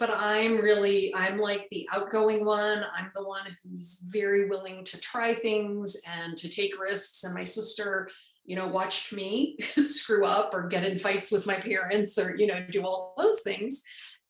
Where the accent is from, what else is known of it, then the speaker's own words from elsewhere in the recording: Chicago, Illinois, United States; also born or lived in Los Angeles, California; when I was five, we moved to Chicago, and I grew up mostly in Chicago, in the Chicago suburbs, in the Midwest